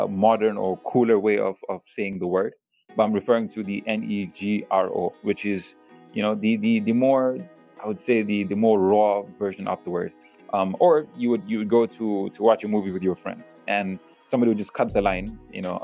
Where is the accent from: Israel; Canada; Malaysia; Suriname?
Malaysia; I'm someone who spent my whole life, rather, in Malaysia. I grew up in Malaysia, beautiful country, the people are beautiful over here